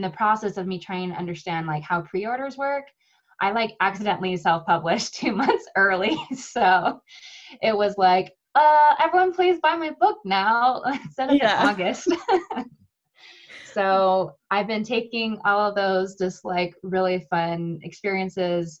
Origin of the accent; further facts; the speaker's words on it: United States; I'm from America, I guess you can tell that from my beautiful accent